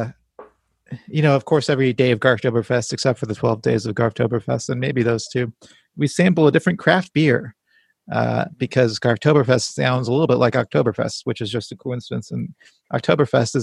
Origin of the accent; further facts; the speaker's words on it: San Antonio, Texas, United States; my hometown of San Antonio, where I'm currently living